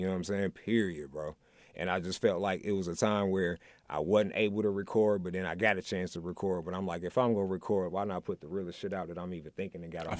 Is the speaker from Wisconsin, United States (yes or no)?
yes; Milwaukee, Wisconsin, United States; moved away; I'm born and raised in Milwaukee, right?